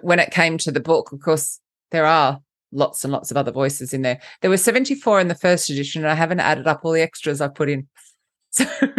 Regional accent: Australia; now in London, United Kingdom; First off, let's just clarify the accent. I'm Australian, but I live in London, so I don't really know what I sound like.

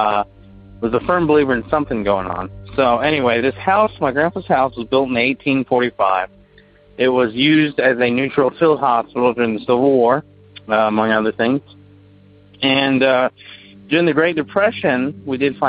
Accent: Bardstown, Kentucky, United States; now in Louisville, United States; Originally I'm from Bardstown, Kentucky, the bourbon capital of the world.

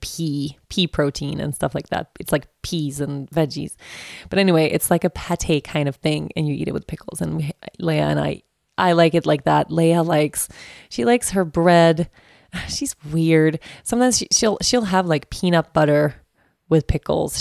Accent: Sweden; accent: Swedish; moved away; also born or lived in Aruba; In Sweden, people, since the dawn of time, okej, I grew up with this.

